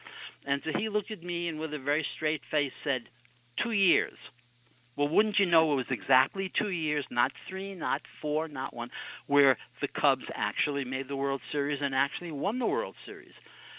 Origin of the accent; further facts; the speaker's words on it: New York City, New York, United States; moved away; I'm not a native of Amsterdam. Audrey is. I'm not. I grew up in Brooklyn. Now I'm old enough to have gone to the Brooklyn Dodgers to Ebbets Field